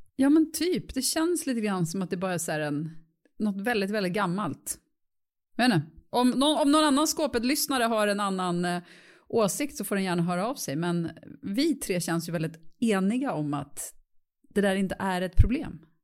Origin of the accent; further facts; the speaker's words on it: Stockholm, Stockholm County, Sweden; jag är uppvuxen i Bromma